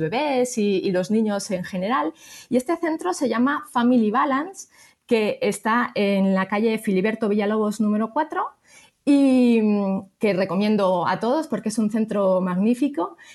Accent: Salamanca, Castile and León, Spain; yo estoy en Salamanca, soy de Salamanca

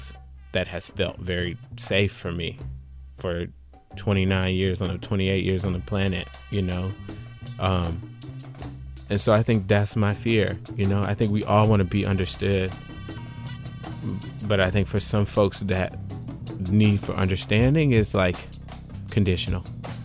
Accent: Chapel Hill, North Carolina, United States; I'm from Chapel Hill, North Carolina, as I said

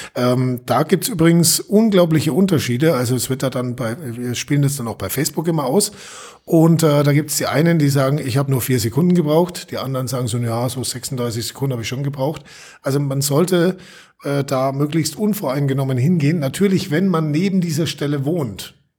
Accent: Allgäu, Germany; bei uns im Allgäu

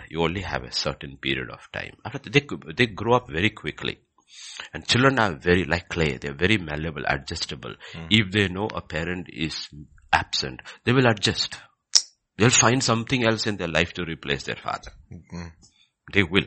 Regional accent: Kerala, India; growing up in Kerala

